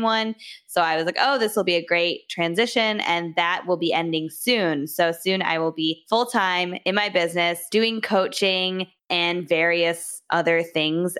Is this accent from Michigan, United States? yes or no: yes; Michigan, United States; I'm from Michigan. I went to college here.